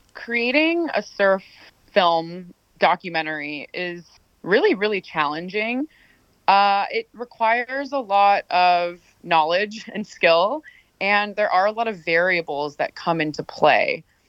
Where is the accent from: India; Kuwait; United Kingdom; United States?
United States; Los Angeles, California; Growing up in Los Angeles to a single working immigrant mom from Mexico